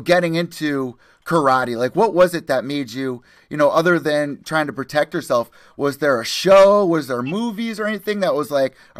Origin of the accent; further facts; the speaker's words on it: New Haven, Connecticut, United States; I'm from New Haven.